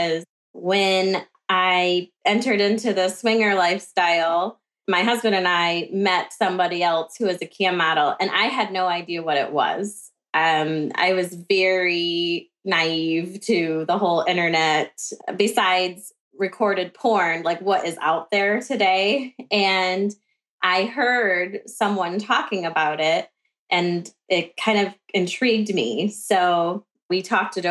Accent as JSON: {"language": "English", "region": "Midwest of the US", "country": "United States", "accent": "Midwestern", "said": "I live in the Midwest of the US, so I'm sure you can already tell by my accent"}